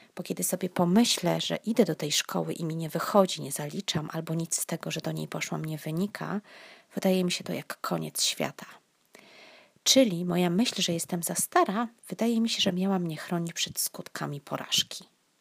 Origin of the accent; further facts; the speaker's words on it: southern Poland, Poland; born or raised there